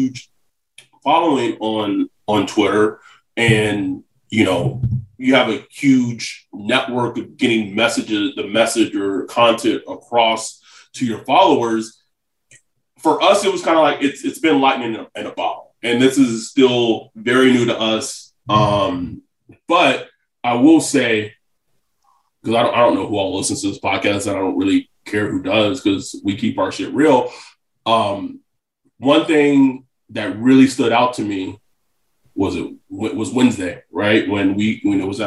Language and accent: English; United States; moved away; also born or lived in Pacific Time zone; I was born and raised in Central Time